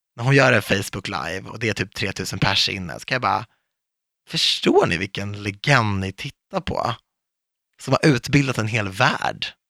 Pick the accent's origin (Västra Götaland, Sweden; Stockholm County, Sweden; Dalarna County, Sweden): Stockholm County, Sweden; Viksjö; vi var liksom de enda invandrarna i Viksjö